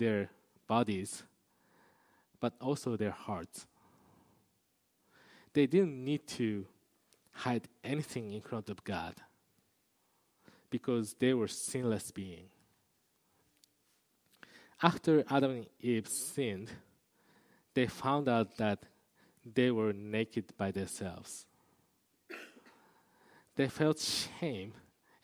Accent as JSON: {"language": "English", "town": "Kobe", "region": "Hyogo", "country": "Japan", "tie": "born or raised there", "said": "I used to live in Kobe area"}